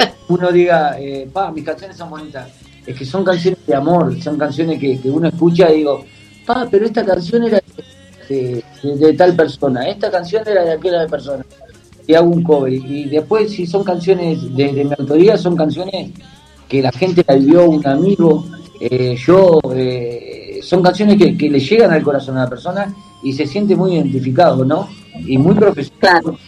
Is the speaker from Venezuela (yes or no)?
no; Uruguay; yo soy uruguayo